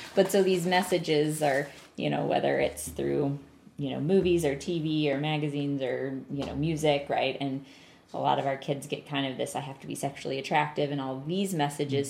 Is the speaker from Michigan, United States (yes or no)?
no; North Carolina, United States; I grew up in North Carolina